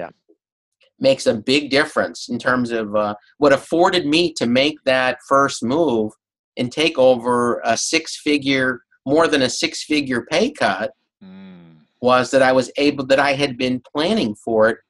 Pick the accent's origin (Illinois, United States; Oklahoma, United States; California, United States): Illinois, United States; Chicago; moved away as an adult; also born or lived in Champaign, Illinois; now in Boston, United States; I'm from Chicago. That was my hometown, one of the best cities